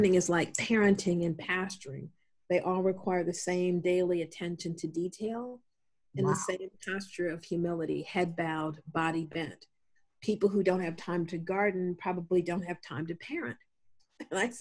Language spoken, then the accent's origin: English; Columbus, Ohio, United States; I'm actually from Columbus, and so this is home